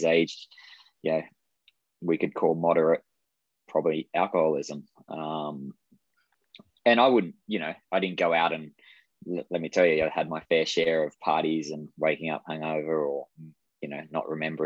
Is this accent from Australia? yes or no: yes; Australia; moved away; I grew up in Australia